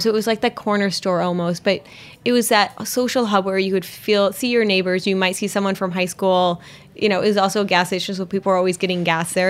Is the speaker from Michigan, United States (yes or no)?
yes; Pinconning, Michigan, United States; I grew up in a small town in Michigan, um, Pinconning, Michigan, where it's population I think of twelve hundred